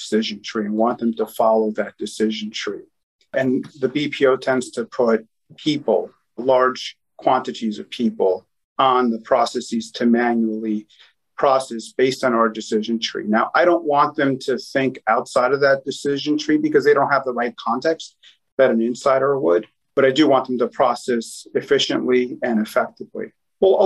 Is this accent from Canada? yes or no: no; New York City, New York, United States; I was born and raised in Queens, New York.